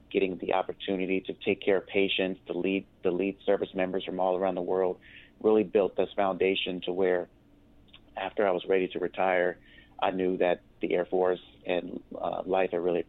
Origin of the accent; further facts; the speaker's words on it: Virginia Beach, Virginia, United States; also born or lived in Louisiana; as a child, I played sports here in Virginia Beach. I grew up here and lived here.